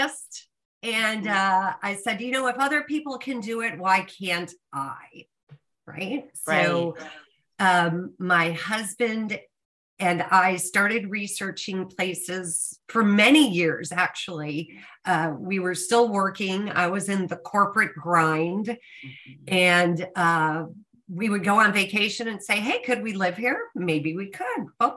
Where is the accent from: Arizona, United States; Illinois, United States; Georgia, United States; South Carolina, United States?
Illinois, United States; Chicago; moved away as an adult; also born or lived in Austin, Texas / England / South Africa; now in Costa Rica; I'm originally from Chicago